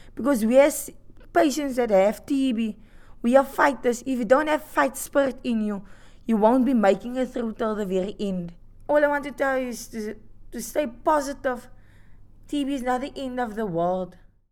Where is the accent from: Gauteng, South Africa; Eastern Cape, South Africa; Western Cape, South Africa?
Western Cape, South Africa; Atlantis; I'm from Atlantis, Western Cape, Cape Town